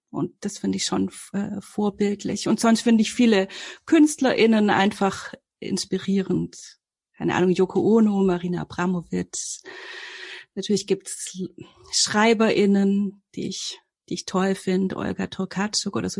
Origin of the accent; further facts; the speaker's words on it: Filderstadt, Baden-Württemberg, Germany; ich komme aus dem Großraum Stuttgart, aus so einem, also das ist so Stuttgarter Speckgürtel, Filderstadt Bohnlanden